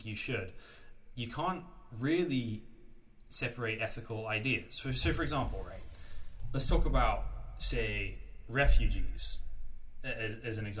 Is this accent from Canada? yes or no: no; United Kingdom; as a kid growing up in Britain after 9/11